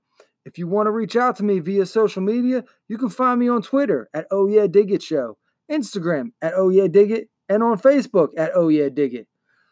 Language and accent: English; Baltimore, Maryland, United States; My hometown, if you will.